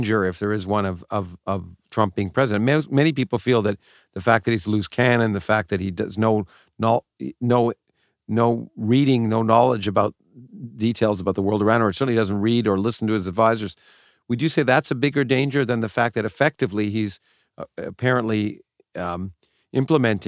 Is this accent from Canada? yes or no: yes; Toronto, Ontario, Canada; I grew up in Canada, but it was still the same for me. In Toronto